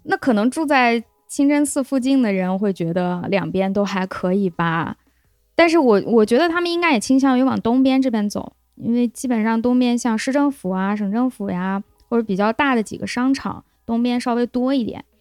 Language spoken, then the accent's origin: Chinese; Lanzhou, Gansu, China; 我们兰州人